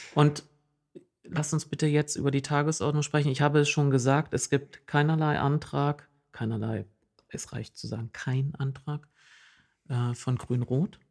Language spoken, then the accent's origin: German; East Germany, Germany; now in Oldenburg, Germany; in meiner Heimat hieß es Mark